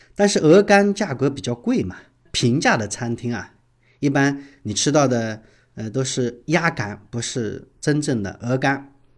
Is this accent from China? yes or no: yes; Shanghai, China